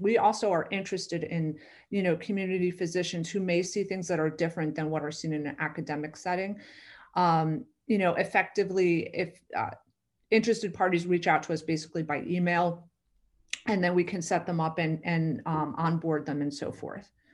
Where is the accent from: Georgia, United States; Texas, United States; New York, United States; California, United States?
New York, United States; I am from New York originally